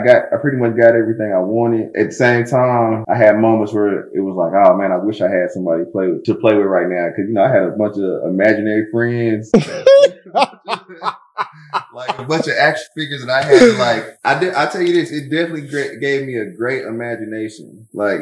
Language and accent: English; Durham, North Carolina, United States; I'm from Durham, North Carolina